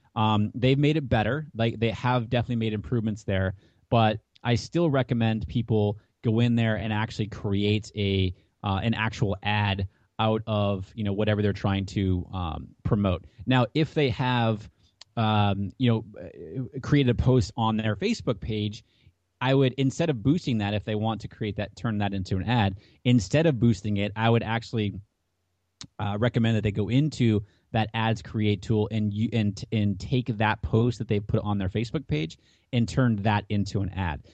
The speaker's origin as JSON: {"language": "English", "town": "Hampton", "region": "New Hampshire", "country": "United States", "tie": "born or raised there", "said": "I grew up in Hampton, New Hampshire."}